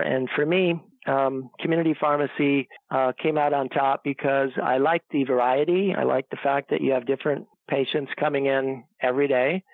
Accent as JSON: {"language": "English", "area": "Chicago suburbs", "region": "Illinois", "country": "United States", "tie": "born or raised there", "also_born_or_lived": "Iowa", "moved": "as an adult", "said": "I grew up in Illinois. That's where I was born and raised in the Chicago suburbs."}